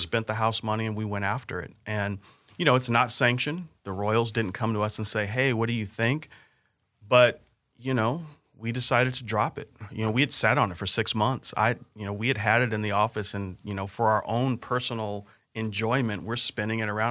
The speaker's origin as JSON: {"language": "English", "region": "California", "country": "United States", "tie": "born or raised there", "moved": "as an adult", "lives_now": "Kansas City, United States", "said": "growing up in California, started working for H N T B and Irvine right out of college"}